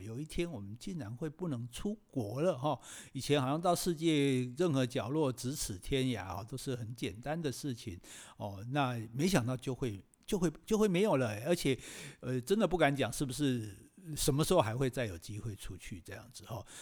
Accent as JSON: {"language": "Chinese", "country": "Taiwan", "said": "我们台湾人"}